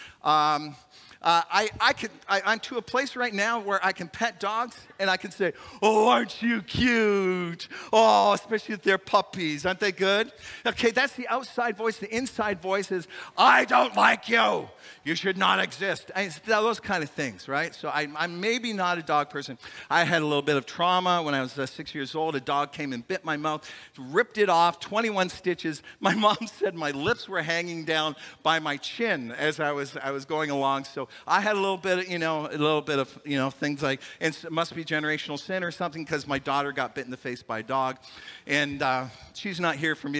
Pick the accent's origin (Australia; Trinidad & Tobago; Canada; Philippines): Canada; also born or lived in Chicago, Illinois; I'm a Canadian boy